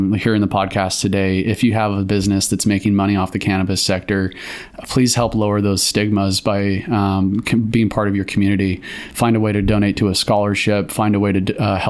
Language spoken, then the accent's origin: English; Cave Junction, Oregon, United States; I grew up in Cave Junction, went to high school and graduated high school there